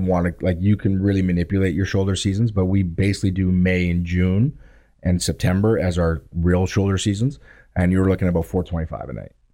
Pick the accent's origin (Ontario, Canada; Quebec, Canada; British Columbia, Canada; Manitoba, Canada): Ontario, Canada; Thunder Bay; now in Southern Ontario, Canada; I grew up in Thunder Bay